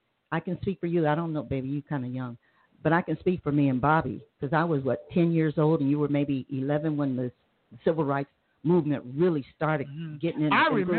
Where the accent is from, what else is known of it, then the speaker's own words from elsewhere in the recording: Southern California, United States; I was born and raised on the West Coast.